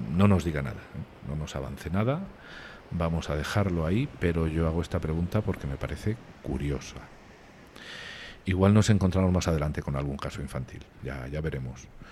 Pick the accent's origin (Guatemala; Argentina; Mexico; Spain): Spain; moved away; mi familia está en el sur de España y estar aquí a pocos metros de mi país